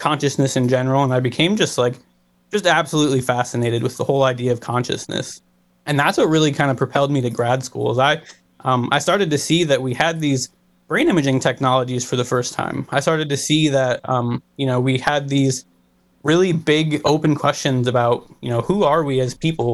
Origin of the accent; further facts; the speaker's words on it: Cleveland, Ohio, United States; I was born and raised in Ohio. I grew up in Cleveland